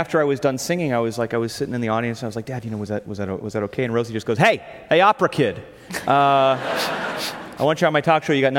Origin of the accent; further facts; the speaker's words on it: Los Angeles, California, United States; I was born and raised in Los Angeles